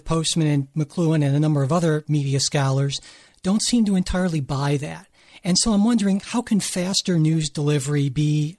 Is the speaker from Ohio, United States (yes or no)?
yes; Cleveland, Ohio, United States; now in Cincinnati, United States; When I was growing up in Cleveland, there were two papers, the Plain Dealer in the morning and then the Cleveland Press in the afternoon. And in Cincinnati, where I now live